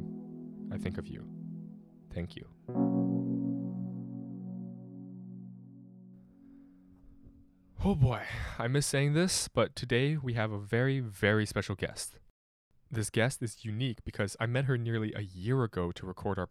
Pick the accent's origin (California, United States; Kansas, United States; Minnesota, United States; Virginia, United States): California, United States; now in Boston, United States; I'm from California